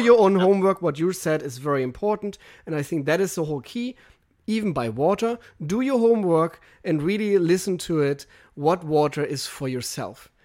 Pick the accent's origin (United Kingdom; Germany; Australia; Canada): Germany; English is a second language; moved away as an adult; now in United States; I'm German